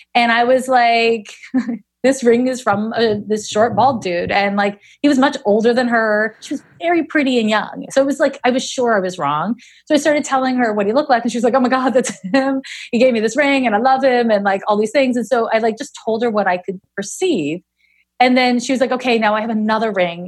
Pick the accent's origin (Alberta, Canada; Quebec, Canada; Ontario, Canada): Quebec, Canada; Montreal; moved away as an adult; also born or lived in San Francisco; now in Oakland, United States; I'm from Montreal